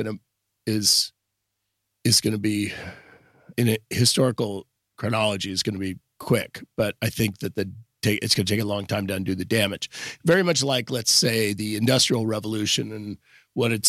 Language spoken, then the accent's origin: English; San Francisco suburbs, California, United States; now in Petaluma, United States; I grew up in the burbs. I was born in San Francisco, actually, right here in our lovely city. But I grew up in the burbs